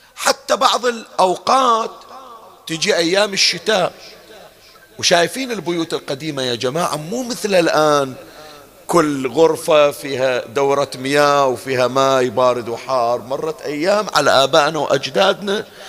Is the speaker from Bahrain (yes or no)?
yes; Bahrain; احنا عندنا بالبحرين